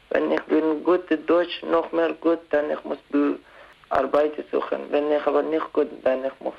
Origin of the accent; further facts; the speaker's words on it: Pakistan; German is a second language; now in Switzerland; bin 18 Jahre alt. Ich komme aus Pakistan.